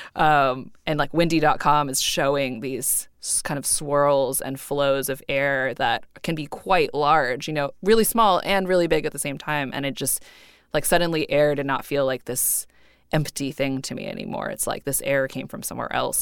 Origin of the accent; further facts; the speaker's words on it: Cupertino, California, United States; I grew up in Cupertino